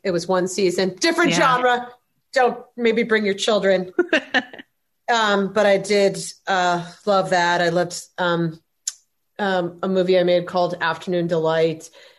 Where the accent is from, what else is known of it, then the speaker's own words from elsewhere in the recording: Midwest, United States; I mean, first of all, I'm from the Midwest, so I'm always like, oh, I can't ever say anything about myself.